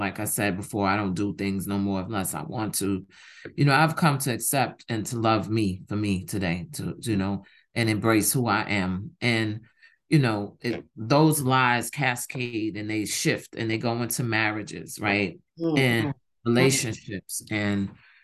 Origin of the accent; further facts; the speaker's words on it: New York City, New York, United States; I'm from Harlem.